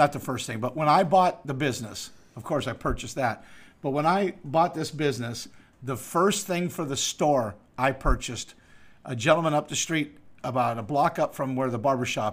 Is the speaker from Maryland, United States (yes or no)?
no; Erie, Pennsylvania, United States; also born or lived in Daytona, Florida; my hometown of Erie, Pennsylvania.